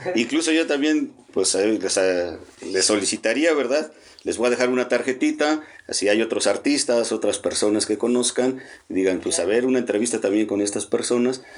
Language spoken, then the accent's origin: Spanish; Mexico City, Mexico; now in Puebla, Mexico; Yo soy del DF